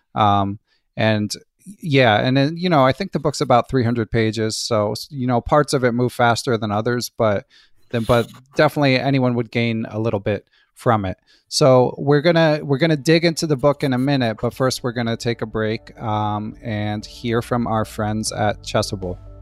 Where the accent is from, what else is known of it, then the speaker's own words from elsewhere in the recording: Philadelphia, Pennsylvania, United States; I grew up in Philadelphia